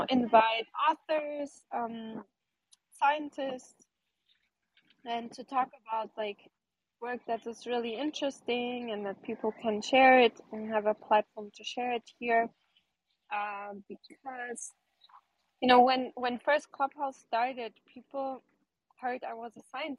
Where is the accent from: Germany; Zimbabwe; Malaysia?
Germany; moved away as an adult; also born or lived in Portugal / New York; So originally I was born in Portugal. My parents are Portuguese, but I grew up in Germany